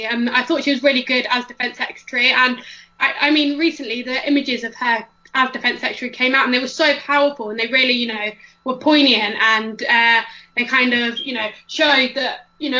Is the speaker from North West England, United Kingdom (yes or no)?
no; Northampton, East Midlands, United Kingdom; I'm from Northampton